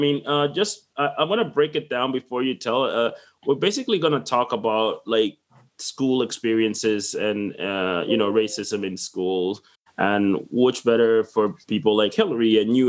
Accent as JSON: {"language": "English", "town": "Fredericton", "region": "New Brunswick", "country": "Canada", "tie": "born or raised there", "said": "So growing up in Fredericton is the capital of New Brunswick. It's basically a government town."}